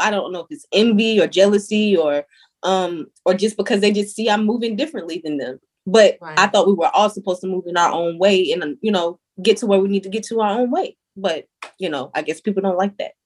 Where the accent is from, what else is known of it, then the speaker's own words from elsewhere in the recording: Salisbury, North Carolina, United States; now in Bronx, United States; I am from Salisbury, North Carolina.